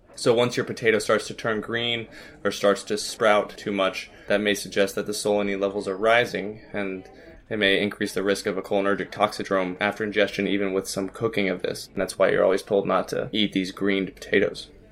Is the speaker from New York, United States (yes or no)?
no; Arkansas, United States; I'm from Arkansas